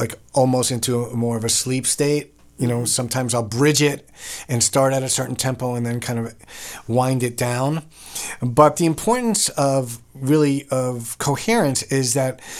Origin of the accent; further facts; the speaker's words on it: New York, United States; I'm from New York